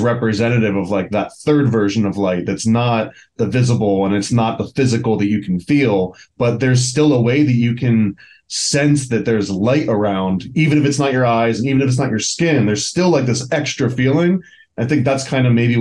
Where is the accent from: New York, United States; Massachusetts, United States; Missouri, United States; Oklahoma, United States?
New York, United States; Long Island; I grew up in Long Island